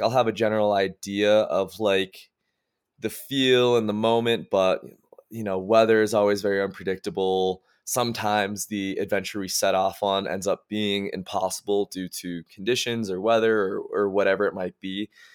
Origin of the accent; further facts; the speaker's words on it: Massachusetts, United States; moved away as an adult; now in Park City, United States; I grew up in Massachusetts